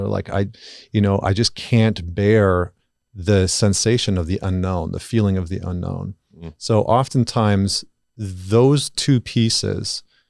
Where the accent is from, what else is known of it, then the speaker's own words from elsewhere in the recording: Canada; I'm Canadian